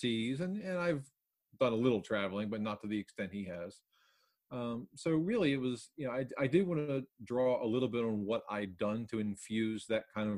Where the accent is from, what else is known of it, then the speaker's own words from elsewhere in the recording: Baltimore, Maryland, United States; moved away; I'm from Baltimore originally. I haven't lived there in a while